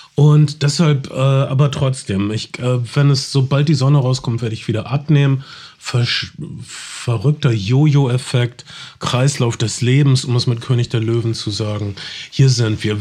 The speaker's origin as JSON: {"language": "German", "region": "North Rhine-Westphalia", "country": "Germany", "said": "Ich komme aus Ostwestfalen."}